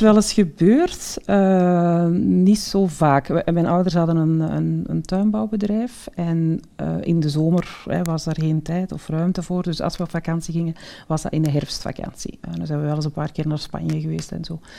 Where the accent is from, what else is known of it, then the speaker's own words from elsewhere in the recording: the Kempen, Flanders, Belgium; ik ben ja, geboren en getogen in de Kempen.